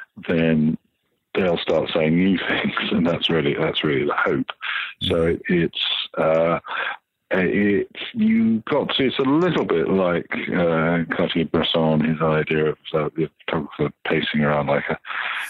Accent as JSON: {"language": "English", "country": "United Kingdom", "said": "I'm British"}